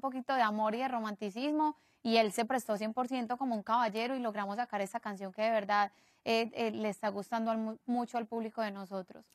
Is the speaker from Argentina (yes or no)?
no; Medellín, Antioquia, Colombia; somos de Medellín y, y, venimos del mismo país